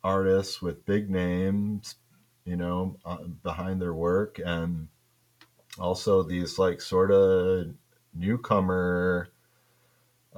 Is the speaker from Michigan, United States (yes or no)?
yes; Kalamazoo, Michigan, United States; accent: Michigan; growing up in Michigan